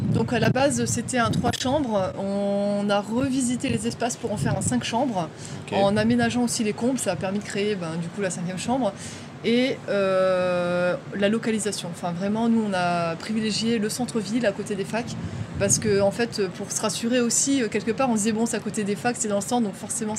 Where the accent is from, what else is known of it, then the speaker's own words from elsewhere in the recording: Dunkirk, Hauts-de-France, France; je viens de Dunkerque dans le Nord